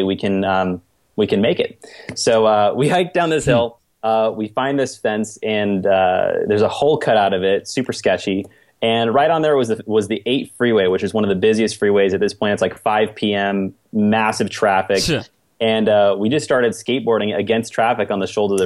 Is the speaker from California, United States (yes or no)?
yes; Lakeside, California, United States; I'm from Lakeside